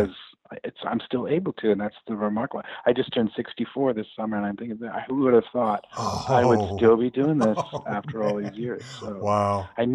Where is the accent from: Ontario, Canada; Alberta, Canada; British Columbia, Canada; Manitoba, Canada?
British Columbia, Canada; Vancouver; moved away as an adult; now in San Diego, United States; I'm originally from Vancouver, Canada. And my family and I moved down to San Diego 10 years ago.